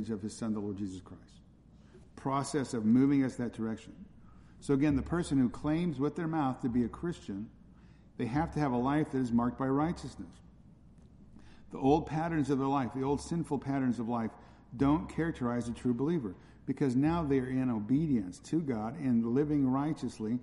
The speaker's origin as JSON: {"language": "English", "region": "California", "country": "United States", "tie": "born or raised there", "said": "where I grew up in California"}